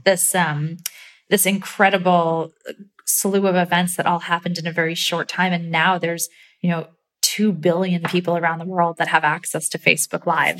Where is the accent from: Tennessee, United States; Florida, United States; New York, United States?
New York, United States; upstate; I grew up in upstate New York.